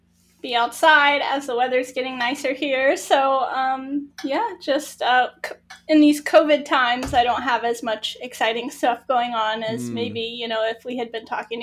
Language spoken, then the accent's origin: English; southern United States, United States; Yeah, I am from the southern United States. Grew up here.